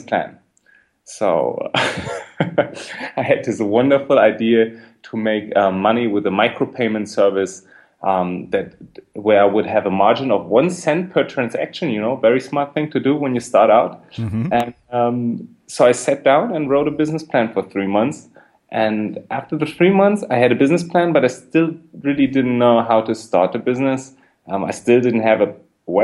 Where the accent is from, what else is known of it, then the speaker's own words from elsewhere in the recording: Berlin, Germany; I'm from Berlin. I grew up in Berlin